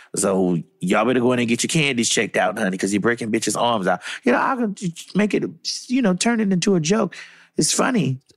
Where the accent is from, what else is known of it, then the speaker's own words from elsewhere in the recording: Miami, Florida, United States; I'm from Miami, guys, and I lived through Hurricane Andrew.